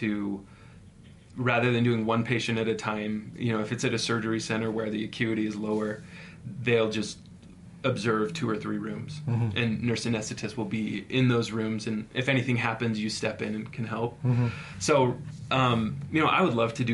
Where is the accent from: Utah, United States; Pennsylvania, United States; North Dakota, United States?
Utah, United States; We're from Utah. You know, Utah is comfortable